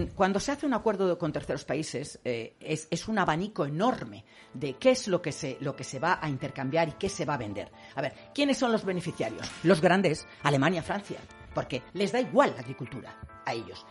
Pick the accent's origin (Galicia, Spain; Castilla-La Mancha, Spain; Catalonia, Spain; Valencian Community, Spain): Castilla-La Mancha, Spain; Cuenca; yo soy de Cuenca, hija de sevillano, nieta de cordobés